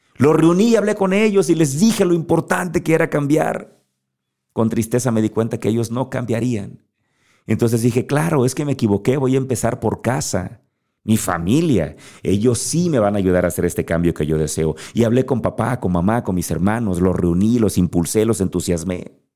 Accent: Guerrero, Mexico; yo soy mexicano, nací en México. Eso no lo puedo cambiar. Nací en Guerrero

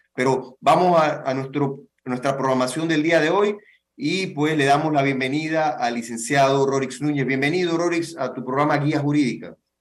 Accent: Panama; como panameños, como país

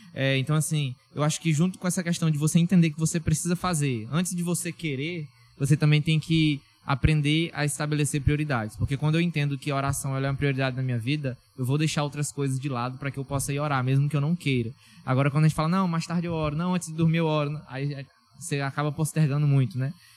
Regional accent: Tailândia, Pará, Brazil; now in Parauapebas, Brazil; de Tailândia, já, que é minha cidade natal

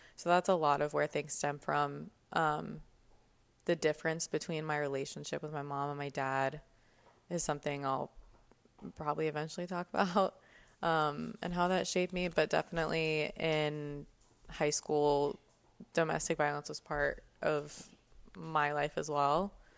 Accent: Cherry Hill, New Jersey, United States; also born or lived in Woodward, Oklahoma; I was born in Woodward, Oklahoma. And whenever I was three, I moved to Cherry Hill, New Jersey.

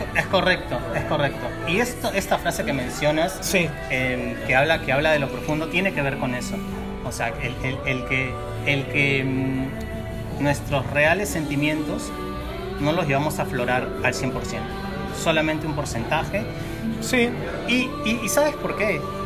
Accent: Lima, Peru; moved away as an adult; yo soy de Lima, vine a vivir aquí hace cuatro años

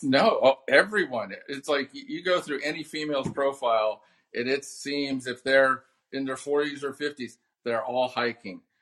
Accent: Southern California, United States; I grew up here in Southern California

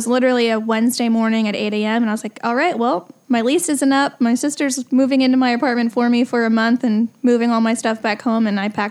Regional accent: Leander, Texas, United States; also born or lived in New Jersey / California; I was born in New Jersey. I lived there for about 8 years, spent a year in California, and I've been in Leander, Texas since I was 10.

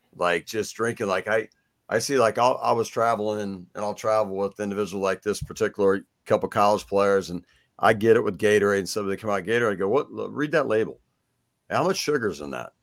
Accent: Kansas City, Missouri, United States; I'm from Kansas City, so I'm a Royals guy

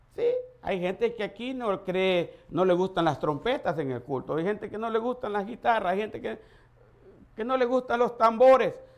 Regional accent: El Salvador; moved away; Nosotros le decimos pacha en El Salvador

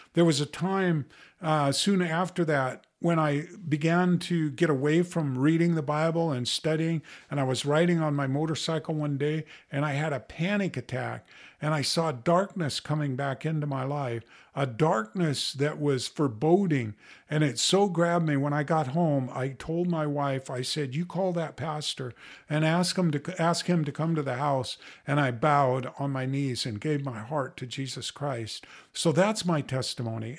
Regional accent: United States; born here in America where I had plenty of food to eat.

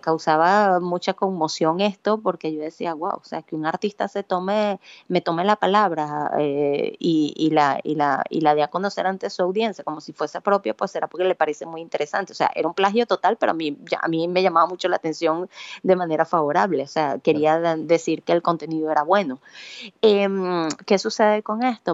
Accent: San Carlos, Cojedes, Venezuela; moved away as an adult; also born or lived in Valencia, Venezuela / Barquisimeto, Venezuela; now in Spain; yo soy nacida en Valencia, criada en San Carlos Cojedes y eh, entre San Carlos y Barquisimeto, porque luego um, gran parte de mi vida lo viví en Barquisimeto

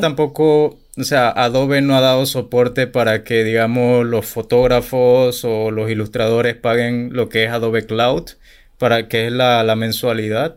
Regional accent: Chiriquí, Panama; Yo no soy de la capital, yo soy de Chiriquí

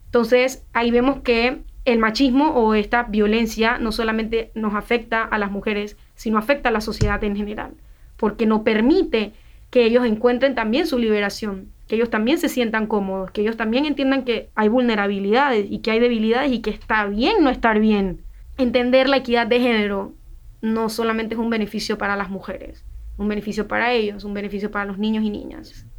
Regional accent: San Miguelito, Panama; yo soy de San Miguelito

